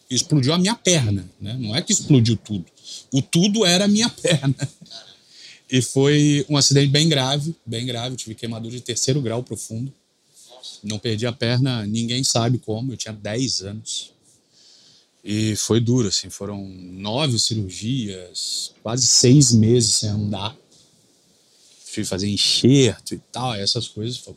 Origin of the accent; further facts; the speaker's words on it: Rio de Janeiro, Brazil; born there; Nasci no Rio de Janeiro.